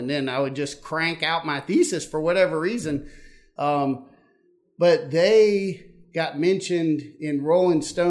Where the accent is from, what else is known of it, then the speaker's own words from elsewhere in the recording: Columbia, South Carolina, United States; moved away as an adult; now in Athens, United States; I grew up in Columbia, South Carolina